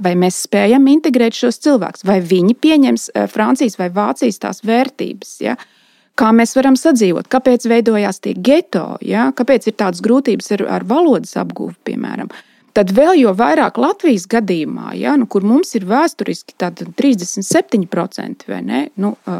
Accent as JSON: {"language": "Latvian", "country": "Latvia", "first_language": "Latvian", "said": "Jo es esmu latviete. Tas ir mans mantojums, tā ir mana mātes valoda, tā šī ir mana senču zeme"}